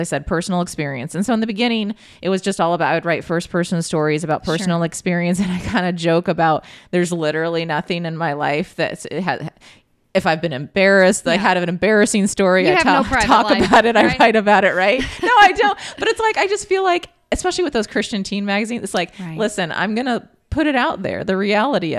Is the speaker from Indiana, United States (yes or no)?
yes; Bloomington, Indiana, United States; I grew up in Bloomington